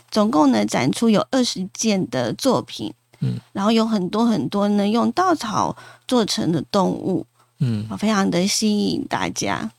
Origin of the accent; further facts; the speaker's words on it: Yilan County, Taiwan; 我们宜兰的故乡